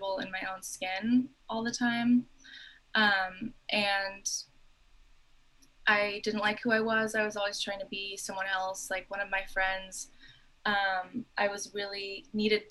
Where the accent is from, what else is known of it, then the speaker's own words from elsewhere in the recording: the Bay Area, California, United States; I'm from the Bay Area